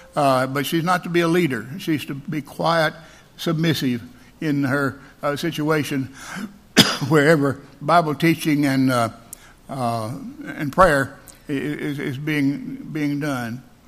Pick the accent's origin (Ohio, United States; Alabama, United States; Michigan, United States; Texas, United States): Alabama, United States; I'm from Alabama